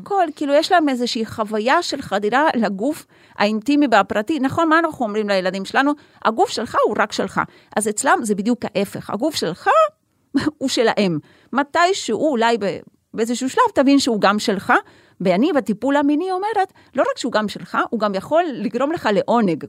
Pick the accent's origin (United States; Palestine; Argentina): Argentina; now in Haifa, Israel